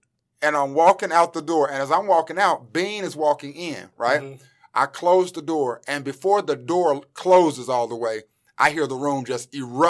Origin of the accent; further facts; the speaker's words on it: Greensboro, North Carolina, United States; also born or lived in St. Louis; Like I was born in St. Louis, Missouri, right? And I moved here when I was around 10, but this has always been home. Greensboro has always been home.